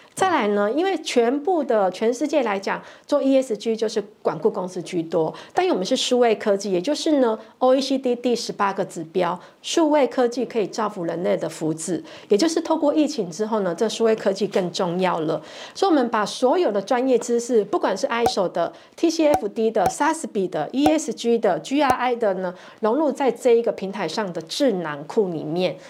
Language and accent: Chinese; Taiwan; 因为我们台湾人常常就是拍 say